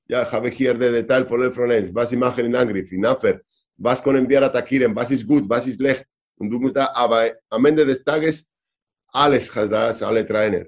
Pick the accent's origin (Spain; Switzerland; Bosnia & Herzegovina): Spain; Vitoria-Gasteiz, Basque Country; German is a second language; also born or lived in Barcelona / Berlin / Hannover / Valladolid; now in Kleinsachsenheim, Germany; Vitoria. Meine Heimat.